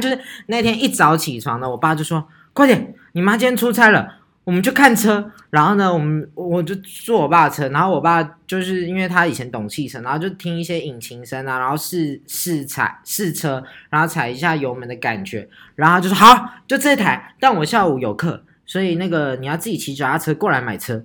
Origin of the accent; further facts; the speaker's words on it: Taichung, Taiwan; 这就是我们北屯人